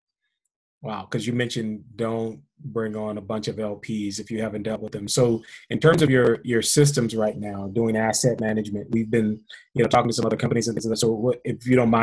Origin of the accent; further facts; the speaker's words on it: Washington, District of Columbia, United States; I'm from the Washington, D.C. area